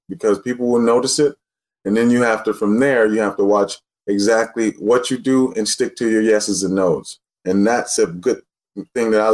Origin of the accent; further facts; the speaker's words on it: Los Angeles, California, United States; also born or lived in Texas; I'm from L.A.